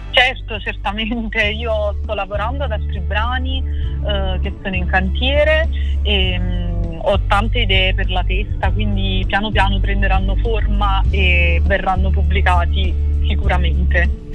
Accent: Naples, Campania, Italy; Io sono di Napoli

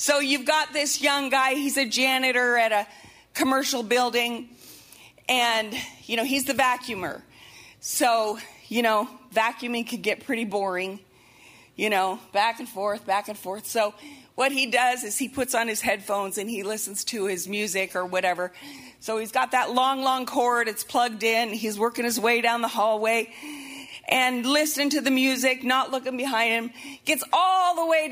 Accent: Montana, United States; moved away; I'm from Montana, and so, you know, everything was outdoorsy, and back in high school and college, we'd be floating rivers all the time

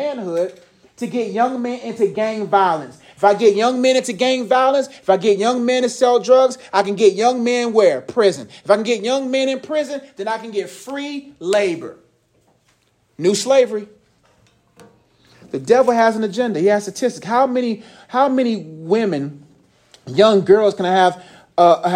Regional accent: Nigeria; now in United States; I'm Nigerian

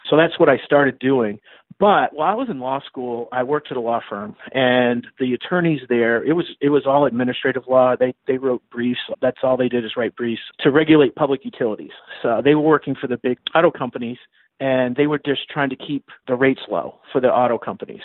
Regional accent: Augusta, Maine, United States; moved away as an adult; also born or lived in Florida; now in Brandon, United States; I grew up in Maine, so I, I lived in uh, Augusta, Maine, graduated from high school there

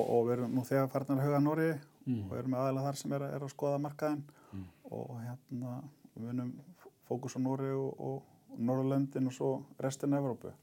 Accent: Fljótshlíð, Southern Region, Iceland; ég á rættimina reykja austur í Fljóslíð og okay. var þar unga aldrei og sem er mm. einhverju nánast núlingur. Þannig ég er uppalinn sveit

